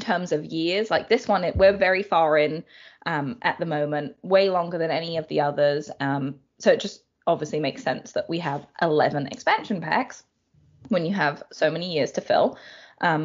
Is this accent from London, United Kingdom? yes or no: yes; London, United Kingdom; I grew up in London, so city girl through and through